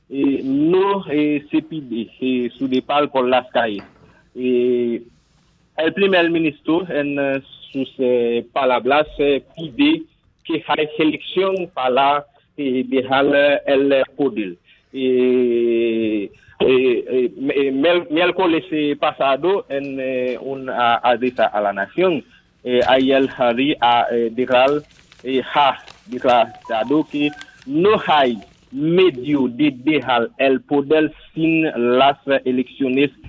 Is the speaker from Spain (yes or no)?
no; Haiti; soy de Haití ahora mismo